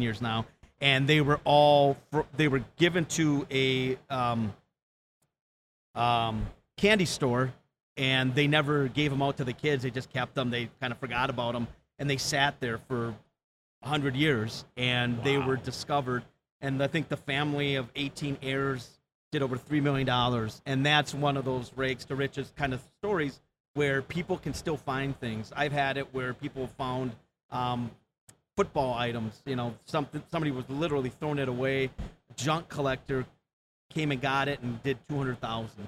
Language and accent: English; Wisconsin, United States; born and raised in Wisconsin